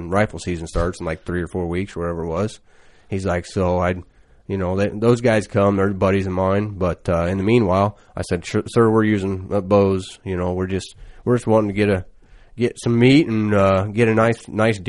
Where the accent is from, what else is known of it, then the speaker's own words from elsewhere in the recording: Illinois, United States; I'm from Illinois